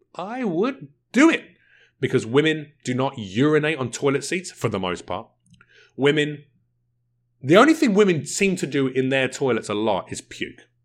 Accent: United Kingdom; I'm British.

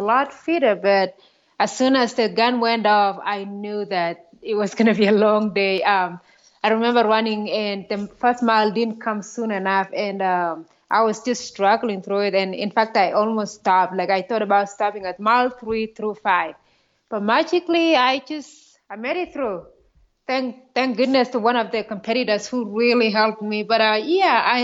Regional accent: Kenya; moved away as an adult; also born or lived in Iowa, United States / Kansas, United States; now in United States; I grew up in Kenya, grew up in a very small village

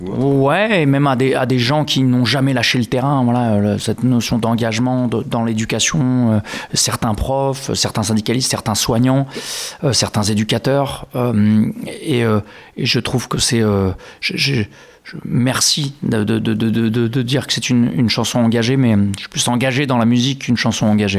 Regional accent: Grasse, Provence-Alpes-Côte d'Azur, France; now in Langon, France; Je suis né à Grasse

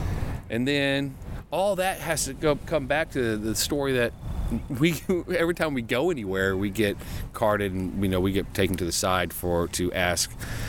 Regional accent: United States; we got to cross back over into U.S., into my home country, the fatherland.

